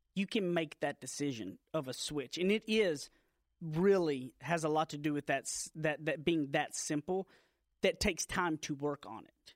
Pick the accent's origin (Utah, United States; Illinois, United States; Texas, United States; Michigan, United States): Texas, United States; Deep East; moved away as an adult; now in Dallas, United States; I grew up out in Deep East Texas, like a little, little town. I graduated from Carlisle High School